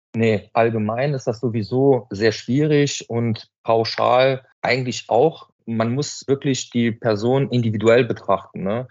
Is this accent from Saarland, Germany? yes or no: yes; Hanweiler, Saarland, Germany; Ich bin aus Hanweiler